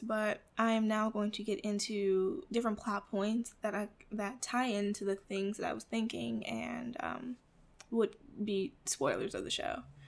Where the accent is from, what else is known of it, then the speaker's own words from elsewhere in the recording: Midwest, United States; I grew up in the Midwest in an apartment with my mother and my grandmother